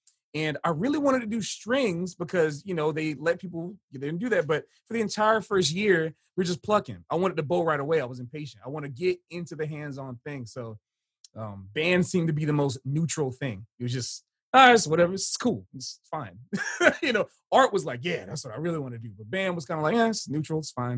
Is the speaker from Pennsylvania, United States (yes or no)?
no; Hollywood, Florida, United States; also born or lived in Fort Lauderdale, Florida; even though I grew up in Hollywood, Florida, I spent most of my time in Fort Lauderdale. So I like to tell people from Fort Lauderdale, Florida, because it's the greater metropolitan area of Broward County